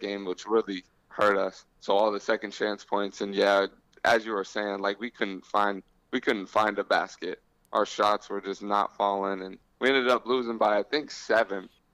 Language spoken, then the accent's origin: English; Vero Beach, Florida, United States; moved away; growing up in Vero, it was more of a football town